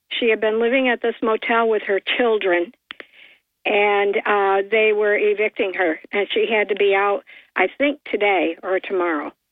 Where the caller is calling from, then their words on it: Port Dickinson, New York, United States; Uh, hi, Bob. … from Port Dickinson.